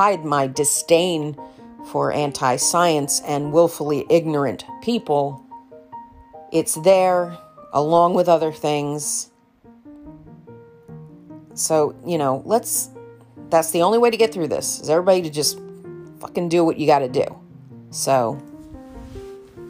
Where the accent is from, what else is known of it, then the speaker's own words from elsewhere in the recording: New York, United States; I'm a New Yorker